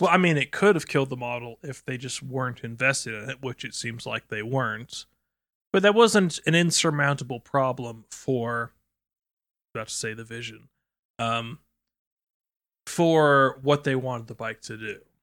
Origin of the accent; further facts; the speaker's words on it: United Kingdom; as British citizens